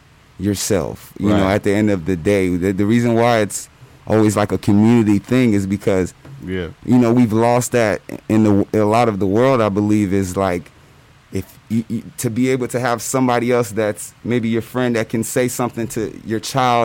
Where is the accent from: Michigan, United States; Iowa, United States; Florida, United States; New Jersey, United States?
New Jersey, United States; New Brunswick; born there; I was born in New Jersey, New Brunswick, New Jersey. Both my parents, both Nigerian.